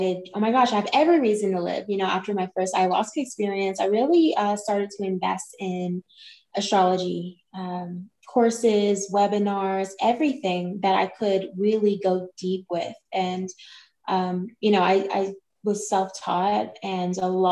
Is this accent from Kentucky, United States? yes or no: yes; Kentucky, United States; moved away; I'm from Kentucky originally, and I had moved around a few places